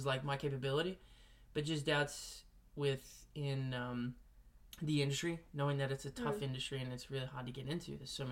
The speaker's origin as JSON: {"language": "English", "town": "Melbourne", "region": "Victoria", "country": "Australia", "tie": "born or raised there", "moved": "as an adult", "lives_now": "Los Angeles, United States", "said": "I was born and raised in Melbourne and spent all my life there and grew up there"}